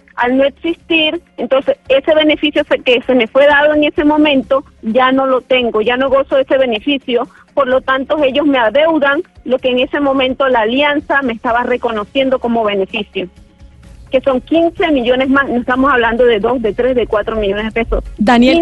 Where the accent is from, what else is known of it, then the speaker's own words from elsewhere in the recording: Valledupar, Cesar, Colombia; moved away as an adult; also born or lived in Barranquilla; now in Panama; yo soy de Valledupar, pero mis estudios los cursé en el año 2006 hasta 2013 en Barranquilla.